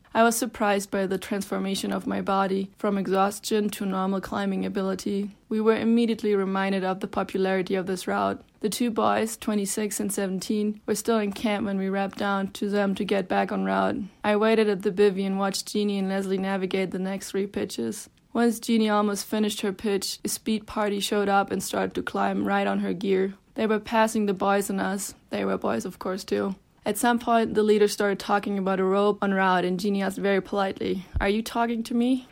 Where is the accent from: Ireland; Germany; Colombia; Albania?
Germany; now in Bozeman, United States; I am originally from Germany, and I live in Bozeman, Montana